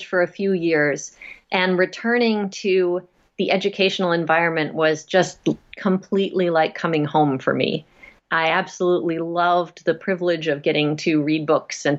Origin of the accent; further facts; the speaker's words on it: Nova Scotia, Canada; now in Massachusetts, United States; I grew up in Nova Scotia in Canada